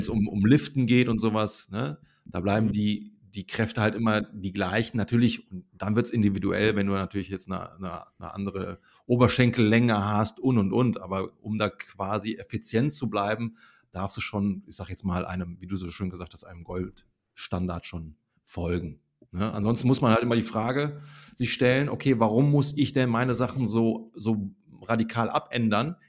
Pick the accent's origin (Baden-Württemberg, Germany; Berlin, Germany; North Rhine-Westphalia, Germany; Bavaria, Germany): North Rhine-Westphalia, Germany; Bergisches Land; da, wo ich herkomme aus dem Bergischen Land